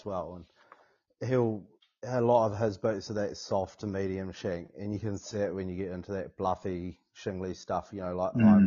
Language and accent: English; Canterbury, New Zealand; Local Canterbury fella, brought up and bred in Canterbury, so always hunted around this area